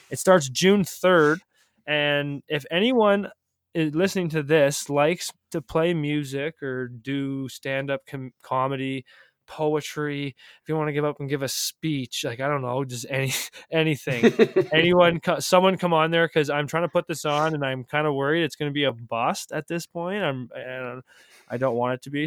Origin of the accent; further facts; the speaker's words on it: Calgary, Alberta, Canada; now in North Bay, Canada; I grew up in Calgary